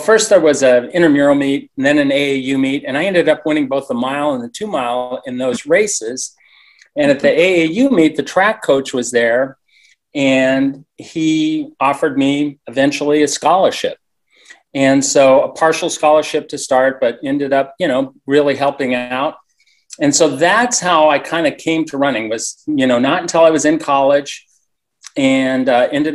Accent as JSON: {"language": "English", "region": "Colorado", "country": "United States", "tie": "born or raised there", "also_born_or_lived": "Tulsa", "moved": "as an adult", "said": "I grew up in Colorado"}